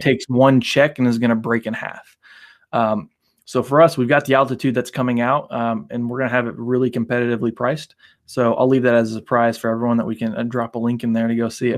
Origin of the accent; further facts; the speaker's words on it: United States; also born or lived in Bosnia; growing up in the States